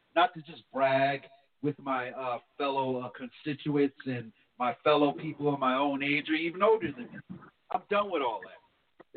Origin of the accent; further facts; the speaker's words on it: New Jersey, United States; moved away; I'm from New Jersey